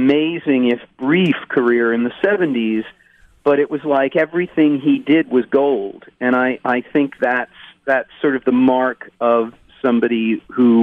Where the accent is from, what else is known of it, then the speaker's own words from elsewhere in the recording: Connecticut, United States; I was a young white kid growing up in Connecticut